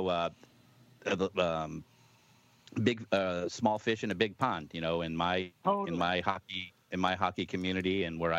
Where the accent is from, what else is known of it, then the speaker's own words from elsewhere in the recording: Detroit suburbs, Michigan, United States; I myself grew up in the Detroit suburbs playing hockey.